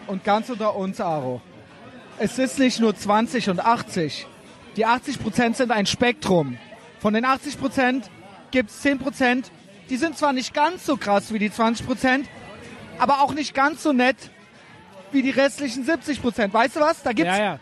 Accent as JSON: {"language": "German", "town": "Cologne", "region": "North Rhine-Westphalia", "country": "Germany", "said": "als Kölner"}